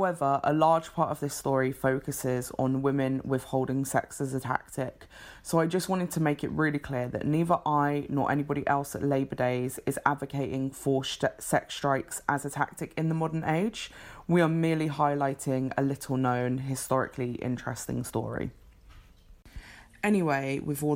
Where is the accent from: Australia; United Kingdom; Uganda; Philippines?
United Kingdom; England; I am English